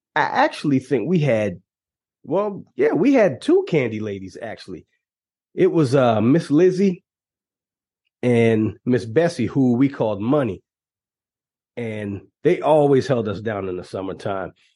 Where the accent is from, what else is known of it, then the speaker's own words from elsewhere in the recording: Moncks Corner, South Carolina, United States; the next town that you hit will be my hometown, Monk's Corner, South Carolina.